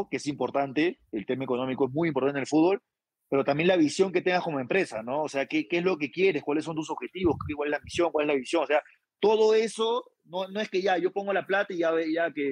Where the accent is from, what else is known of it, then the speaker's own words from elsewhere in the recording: Peru; Es lo que todos queremos como peruanos